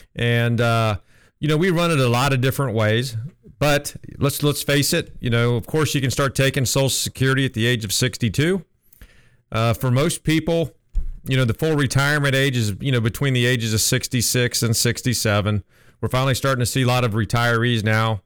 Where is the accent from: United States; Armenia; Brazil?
United States; Columbus, Ohio; moved away as an adult; also born or lived in Nashville, Tennessee; I'm originally from Columbus, just moved back here